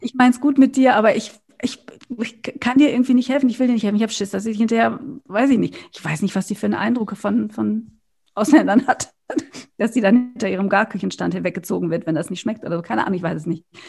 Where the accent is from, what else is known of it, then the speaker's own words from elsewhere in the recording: Germany; also born or lived in Berlin; bei uns in Deutschland